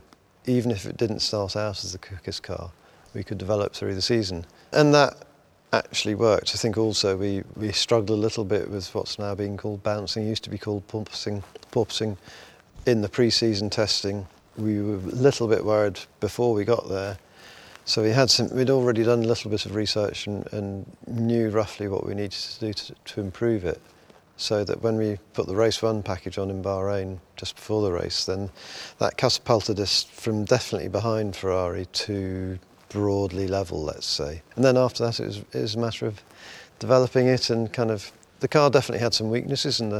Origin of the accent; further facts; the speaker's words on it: Midlands, United Kingdom; I grew up in the Midlands